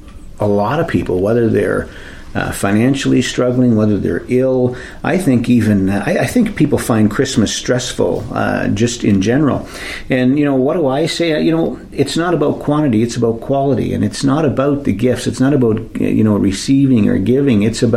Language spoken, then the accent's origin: English; Wasaga Beach, Ontario, Canada; As you probably know or have heard, I grew up just four doors away from this building. I actually went to school in this building